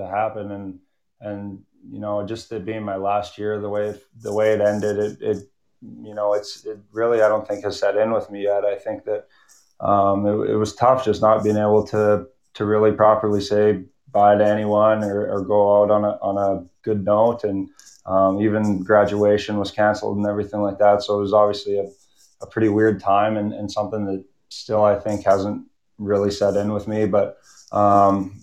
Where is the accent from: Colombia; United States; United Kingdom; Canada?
Canada; Lloydminster; growing up in Lloyd, it's a great hockey town